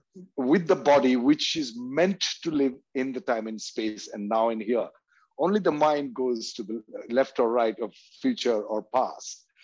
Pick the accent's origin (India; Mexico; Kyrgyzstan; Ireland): India; And especially growing up in India, had been surrounded by these kinds of questions because of the tradition of amazing mystics being born in India since thousands of years ago till today.